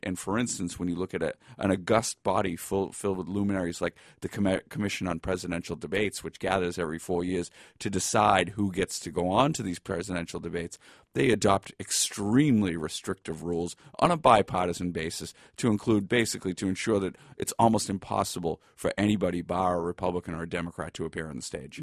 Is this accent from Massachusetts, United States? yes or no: yes; Boston, Massachusetts, United States; moved away as an adult; also born or lived in Dorchester / East Milton; now in Galway, Ireland; I was, uh, born and raised in Boston